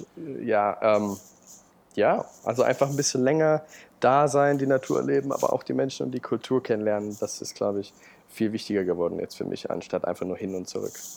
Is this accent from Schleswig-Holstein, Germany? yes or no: no; Chemnitz, Saxony, Germany; moved away; also born or lived in Berlin; ich bin in Chemnitz aufgewachsen